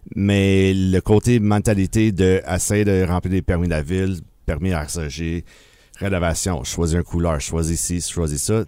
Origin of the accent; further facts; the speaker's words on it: Bromont, Quebec, Canada; also born or lived in Sherbrooke; now in Granby, Canada; j'étais natif de Bromont